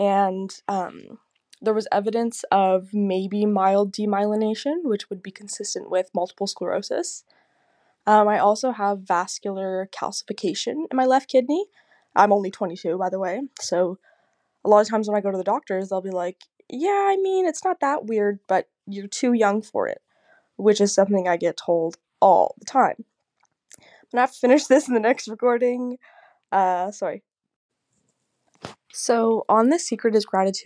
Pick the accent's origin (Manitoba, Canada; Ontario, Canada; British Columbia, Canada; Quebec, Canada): Ontario, Canada; Burlington; I'm from Burlington, Ontario, Canada